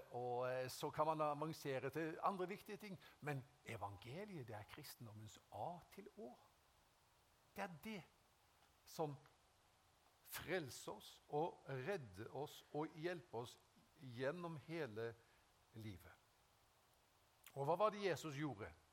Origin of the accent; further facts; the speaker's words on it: Haugesund, Rogaland, Norway; jeg ble frelst i 1974 hjemme i Haugesund